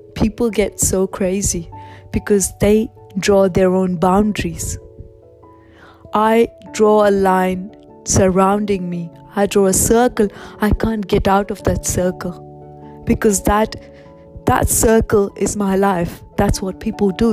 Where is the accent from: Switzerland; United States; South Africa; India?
India; now in Australia; I was born in India